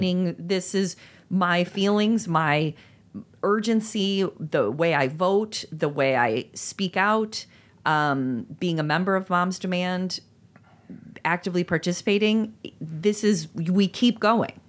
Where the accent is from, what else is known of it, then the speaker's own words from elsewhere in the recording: Chicago, Illinois, United States; as a Chicagoan